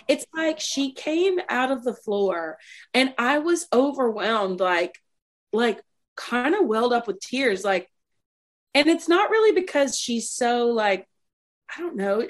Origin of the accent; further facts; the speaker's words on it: Mississippi, United States; moved away as an adult; now in Nashville, United States; I'm a girl from Mississippi, and I grew up um, with a mom and a dad and a sister in the house.